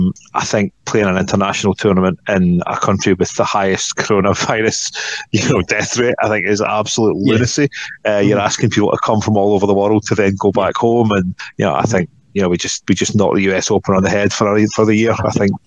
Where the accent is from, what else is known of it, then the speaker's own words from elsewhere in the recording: Scotland, United Kingdom; I say this as a Scot